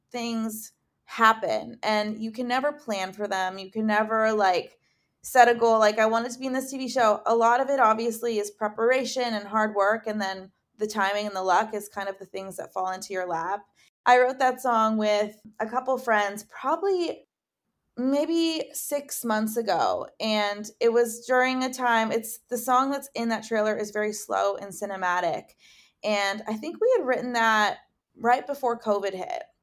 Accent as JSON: {"language": "English", "town": "Dundas", "region": "Ontario", "country": "Canada", "moved": "as an adult", "lives_now": "Los Angeles, United States", "said": "I'm from Dundas, which is a super small town"}